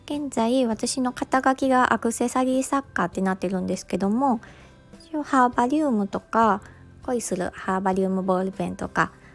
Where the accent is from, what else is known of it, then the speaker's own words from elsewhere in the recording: Mie, Japan; 三重県出身